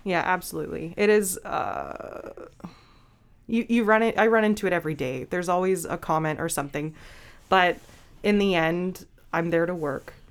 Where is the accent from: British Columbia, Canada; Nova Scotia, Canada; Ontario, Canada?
British Columbia, Canada; now in Grey Bruce, Canada; I'm originally from British Columbia